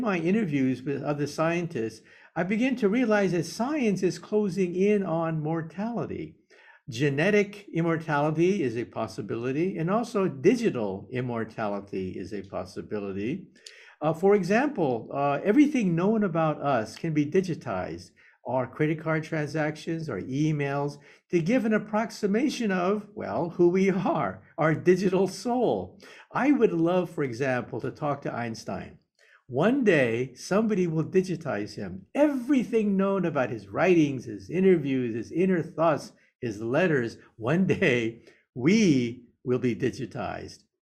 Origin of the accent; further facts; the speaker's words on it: Palo Alto, California, United States; also born or lived in San Jose; I was born in San Jose, and I grew up in Palo Alto